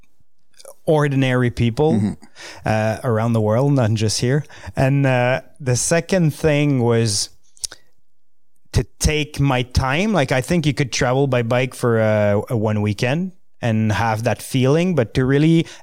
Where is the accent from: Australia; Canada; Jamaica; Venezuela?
Canada; L'Orignal, Ontario; first language French; English is a second language; It's in Lorignal, Eastern Ontario